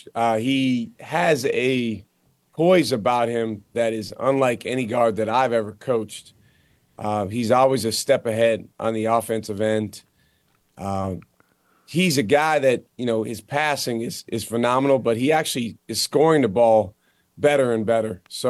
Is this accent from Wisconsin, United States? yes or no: yes; Madison, Wisconsin, United States; Hey, I actually grew up as a fan of those teams because I'm from Madison, Wisconsin.